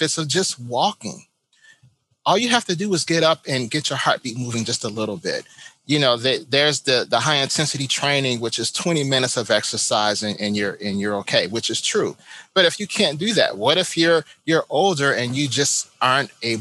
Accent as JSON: {"language": "English", "town": "Chicago", "region": "Illinois", "country": "United States", "moved": "yes", "lives_now": "Florida, United States", "said": "I am from Chicago, so I know how cold it is."}